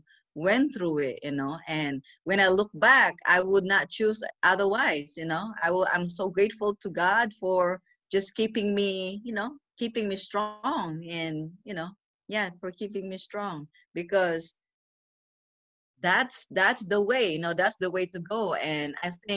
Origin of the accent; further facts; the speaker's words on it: Philippines; moved away as an adult; also born or lived in Indiana; now in Pennsylvania, United States; I grew up in the Philippines